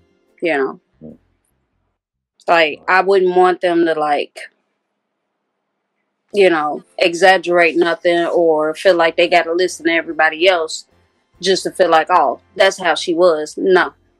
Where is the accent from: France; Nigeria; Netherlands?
Nigeria; As far as my Nigerian community, I hope and pray and wish and everything that I can in my power to bring something to that culture.